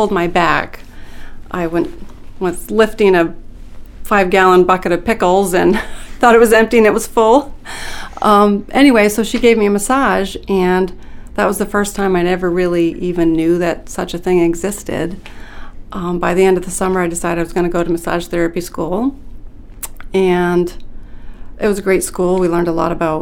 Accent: Limestone, Maine, United States; I grew up in Limestone in Aroostook County, and my father was a potato farmer

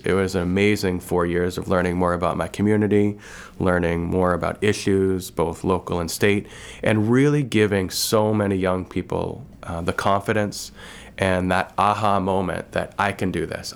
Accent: Dexter, Maine, United States; also born or lived in Waterville, Maine / New Orleans; growing up in Dexter, you had one big community

